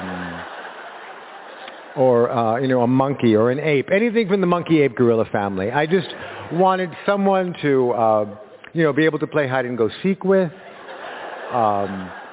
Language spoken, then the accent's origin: English; Los Angeles, California, United States; born or raised there